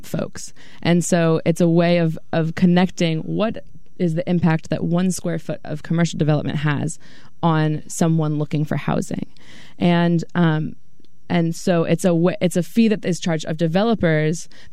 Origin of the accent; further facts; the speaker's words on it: Belmont, California, United States; also born or lived in Redwood City / Palo Alto; I'm from Belmont, and I went to school in Redwood City.